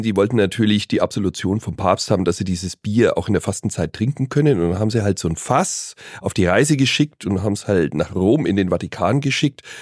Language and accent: German; Bavaria, Germany; Und jetzt ist es Tradition bei uns in Bayern, Bockbier zu trinken